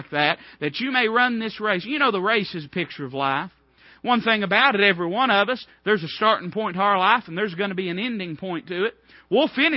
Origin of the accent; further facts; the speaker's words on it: United States; I'm not saying I'm not an American